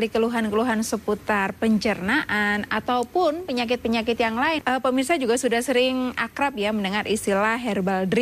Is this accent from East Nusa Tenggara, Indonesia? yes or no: no; Bojonegoro, East Java, Indonesia; Dari Baran Bojonegoro.